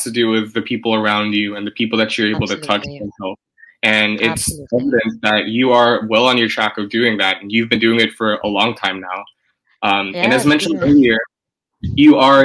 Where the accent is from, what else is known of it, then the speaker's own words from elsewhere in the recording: United States; growing up in the States